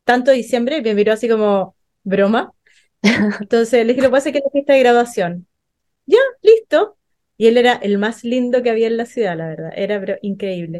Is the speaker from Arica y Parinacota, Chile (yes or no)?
yes; Arica, Arica y Parinacota, Chile; yo soy de Arica